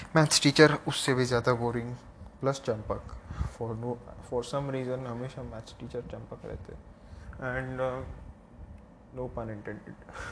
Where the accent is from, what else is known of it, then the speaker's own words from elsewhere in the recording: Mumbai, Maharashtra, India; accent: Mumbai; moved away; मेरा मुंबई का accent I am from Bombay originally अगर मैं फ़िलहाल अलग जगह पे हूँ